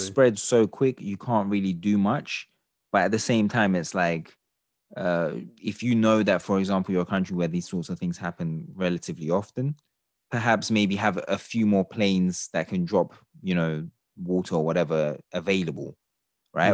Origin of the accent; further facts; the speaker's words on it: Turkey; I'm from Turkey myself